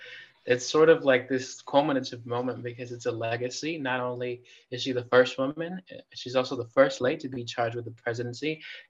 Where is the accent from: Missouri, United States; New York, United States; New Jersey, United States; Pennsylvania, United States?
Missouri, United States; Kansas City; I'm actually from here, from the area. I'm from KC.